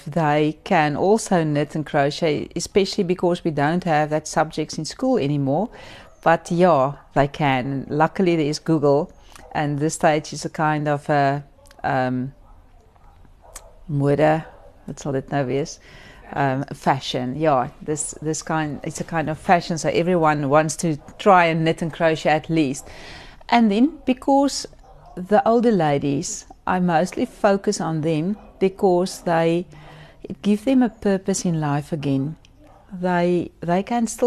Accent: Port Elizabeth, Eastern Cape, South Africa; I'm from Port Elizabeth.

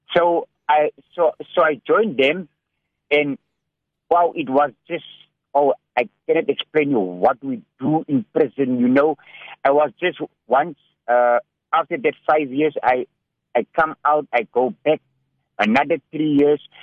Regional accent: Cape Town, Western Cape, South Africa; also born or lived in Hanover Park / Manenberg; I'm a South African citizen. Uh, you know, I was uh, about three years old when my when my mother passed away, and uh, we did we did grow up in a place called Sunnyside near uh, Belgravia

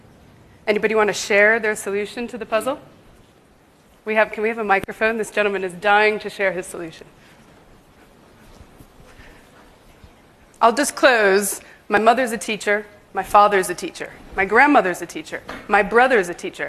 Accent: New York, United States; moved away as an adult; now in London, United Kingdom; I grew up in New York. I am not from the UK originally, but I've lived in London for the past 10 years

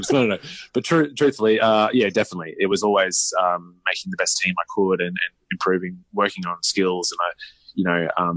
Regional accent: Brisbane, Queensland, Australia; now in Mooloolaba, Australia; I grew up in Brisbane, about an hour south of where we're at now

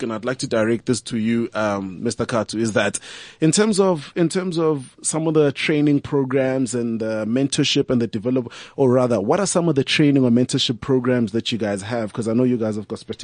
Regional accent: Tembisa, Gauteng, South Africa; I'm from Tembisa. My company has been there now for the past 10 years, been running from Tembisa

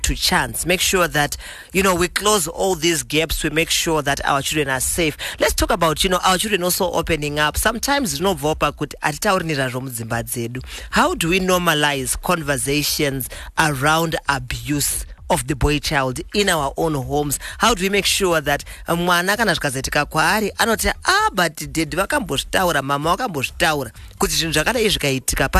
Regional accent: Mutare, Manicaland, Zimbabwe; Mutare, my hometown

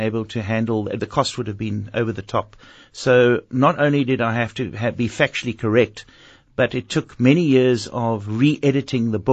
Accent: Cape Town, Western Cape, South Africa; my matric year, because I was at a high school here in Cape Town

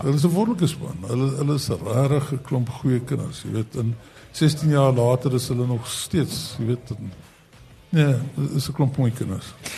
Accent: South Africa; ons as Suid-Afrikaners

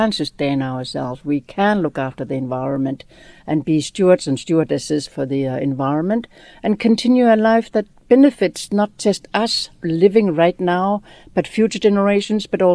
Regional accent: Greenland; I was born in Greenland, where my family was in a very, very teeny little town, no more than 20 houses. And like many other peoples in the north, we were relocated. So I grew up in a bigger town

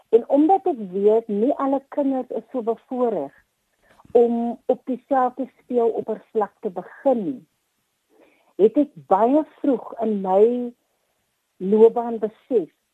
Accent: Paarl, Western Cape, South Africa; moved away as an adult; also born or lived in West Coast, South Africa; kom ek te Parel uit. Uh in die Parel skool gegaan het was by New Orleans uh mm. sekondêr

